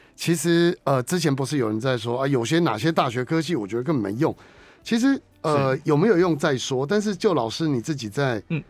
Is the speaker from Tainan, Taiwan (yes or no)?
no; Keelung, Taiwan; 我在十二岁那一年当时的基隆市立文化中心，我是基隆人嘛